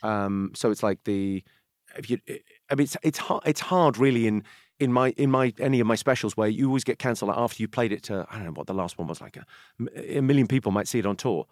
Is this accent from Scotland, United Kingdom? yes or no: no; Slough, South East England, United Kingdom; I grew up in Slough where The Office is set.